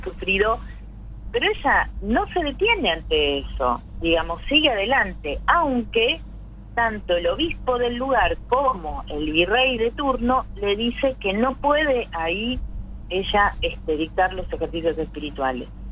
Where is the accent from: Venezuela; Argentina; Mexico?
Argentina; nosotros como argentinos